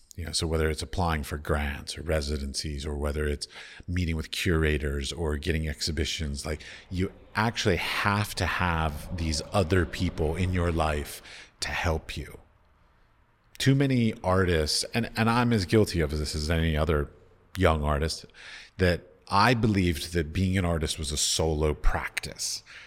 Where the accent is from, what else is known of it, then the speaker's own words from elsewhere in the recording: Washington, District of Columbia, United States; moved away; I come from, I grew up in Washington, D C